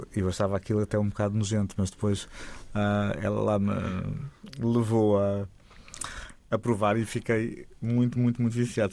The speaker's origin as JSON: {"language": "Portuguese", "region": "Lisbon", "country": "Portugal", "tie": "born or raised there", "said": "eu nasci em Lisboa, os meus pais nasceram em Lisboa"}